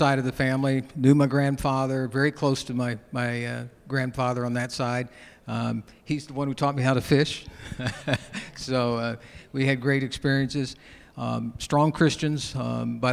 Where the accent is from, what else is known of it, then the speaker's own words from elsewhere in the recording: Springfield, Illinois, United States; also born or lived in Battle Creek, Michigan; Grew up in Springfield, Illinois. That's where I met Darcel